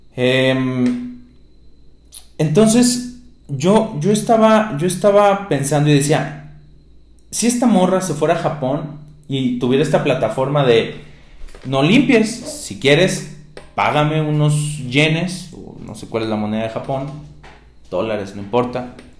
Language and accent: Spanish; Mexico; me incluyo, soy mexicano